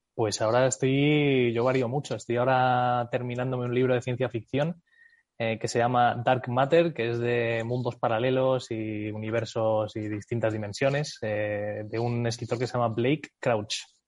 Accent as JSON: {"language": "Spanish", "country": "United States", "tie": "born or raised there", "first_language": "English and Spanish", "moved": "as an adult", "said": "crecí en Estados Unidos, me fui a Estados Unidos con nueve añitos, eh, estuve ahí hasta los veintimuchos"}